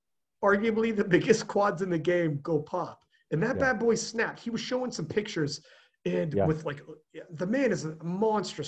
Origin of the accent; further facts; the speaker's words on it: Canada; I'm Canadian